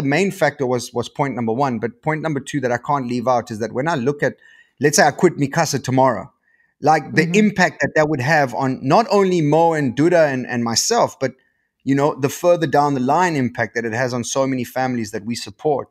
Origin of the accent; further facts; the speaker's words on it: Port Alfred, Eastern Cape, South Africa; moved away as an adult; also born or lived in Johannesburg; I come from Port Alfred, dude, like, you know, like in the Eastern Cape, a little surf town.